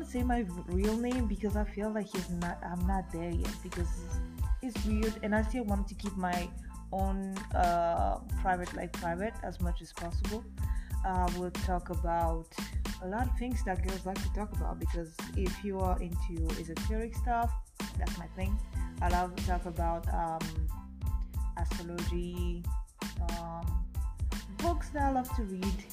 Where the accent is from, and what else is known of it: France; born or raised there; English is a second language; moved away as an adult; also born or lived in Africa; now in Edmonton, Canada